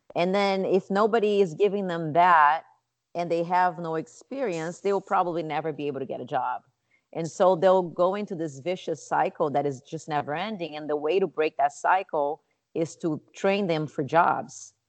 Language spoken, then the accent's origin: English; Rio de Janeiro, Brazil; moved away as an adult; now in Chicago, United States; I was born and raised in Rio de Janeiro, Brazil